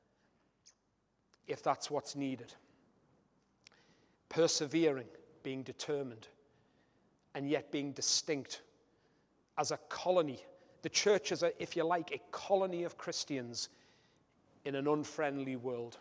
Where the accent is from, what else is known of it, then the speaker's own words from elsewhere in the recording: Newcastle upon Tyne, North East England, United Kingdom; being a Geordie myself